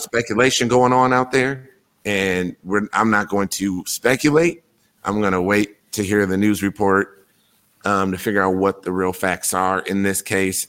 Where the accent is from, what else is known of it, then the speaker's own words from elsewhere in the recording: Wisconsin, United States; my home state